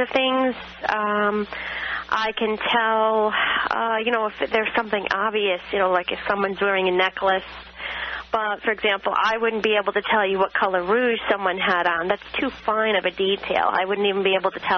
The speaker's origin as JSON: {"language": "English", "region": "Connecticut", "country": "United States", "moved": "yes", "said": "I'm actually originally from Connecticut"}